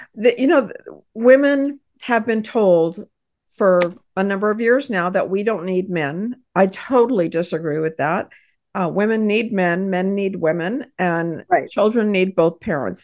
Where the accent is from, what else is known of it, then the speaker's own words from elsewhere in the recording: Texas, United States; I am a business owner, and I hail from Texas